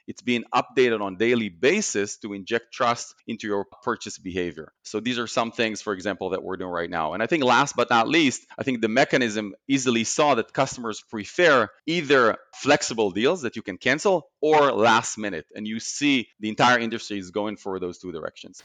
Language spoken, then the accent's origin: English; Israel; moved away as an adult; born and raised in Israel